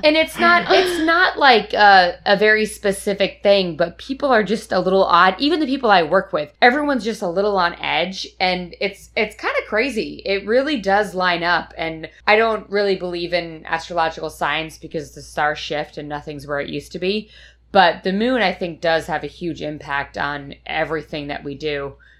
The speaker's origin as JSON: {"language": "English", "region": "Northeast", "country": "United States", "moved": "yes", "said": "coming from the Northeast"}